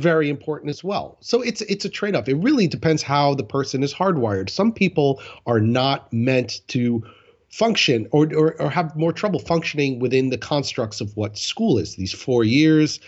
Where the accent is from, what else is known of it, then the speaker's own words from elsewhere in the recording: Rockland County, New York, United States; moved away as an adult; also born or lived in Florida; I was in Rockland County, where I grew up in New York